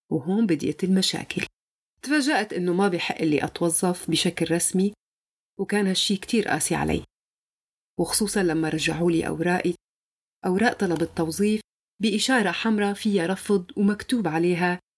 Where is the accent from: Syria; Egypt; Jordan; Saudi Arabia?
Syria; ولدت بسوريا من أم سورية وأب نيجيري ما رح أحكي كيف أبي وأمي تزوجوا بس شيء الأكيد إنهم كانوا بحبوا بعض كتير وكنت أنا ثمرة هذا الحب لكن ما في شي بيكمل عشت طول عمري بسوريا